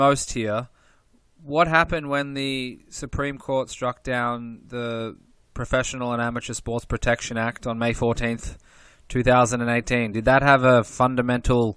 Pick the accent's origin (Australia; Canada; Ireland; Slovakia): Australia; also born or lived in Europe / Caribbean; now in United States; I grew up in Australia.